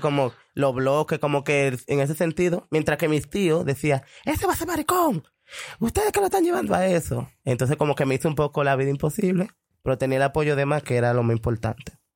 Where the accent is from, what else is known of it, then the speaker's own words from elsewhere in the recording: El Cercado, San Juan, Dominican Republic; moved away; also born or lived in Sabana; yo nací en El Cercado, un pueblo de San Juan, de La Maguana.